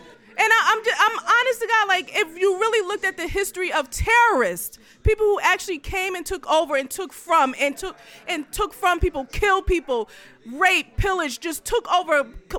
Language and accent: English; New Jersey, United States; I am a New Jersey girl, born and raised in New Jersey.